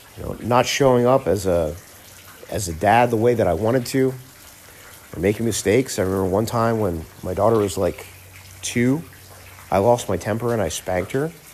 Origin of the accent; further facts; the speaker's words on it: Miami, Florida, United States; moved away as an adult; now in Phoenix, United States; I grew up in South Florida, in Miami